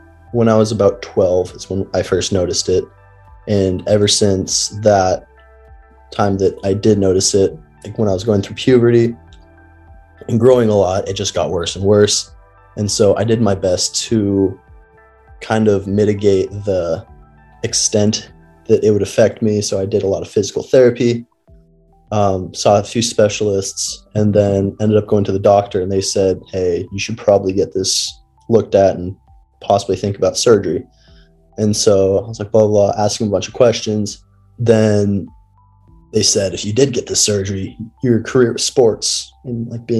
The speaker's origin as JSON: {"language": "English", "region": "Washington", "country": "United States", "tie": "born or raised there", "moved": "yes", "said": "I grew up in Washington with Tyler"}